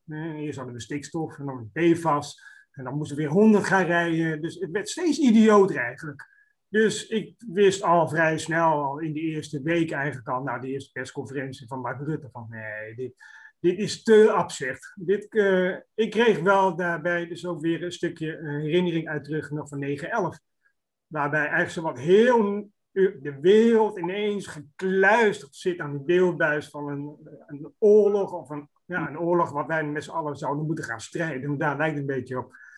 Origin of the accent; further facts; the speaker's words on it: Roosendaal, North Brabant, Netherlands; Ik kom zelf uit Roosendaal